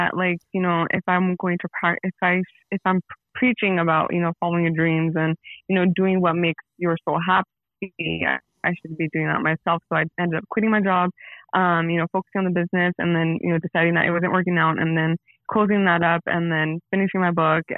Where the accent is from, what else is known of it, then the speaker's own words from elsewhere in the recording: San Jose, California, United States; I'm from San Jose, California, born and raised